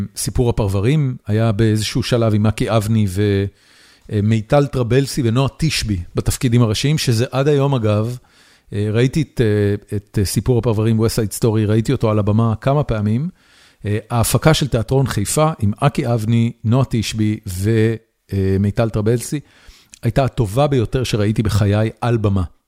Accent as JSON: {"language": "Hebrew", "town": "Haifa", "region": "Haifa District", "country": "Israel", "tie": "born or raised there", "also_born_or_lived": "Tel Aviv", "moved": "as an adult", "said": "גדלתי בחיפה"}